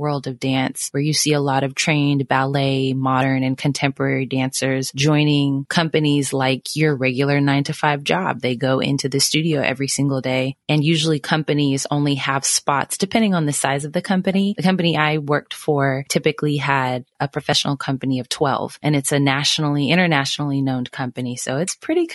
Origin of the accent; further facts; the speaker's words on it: Sacramento, California, United States; now in Dallas, United States; I'm originally from Sacramento, California. I currently live in Dallas.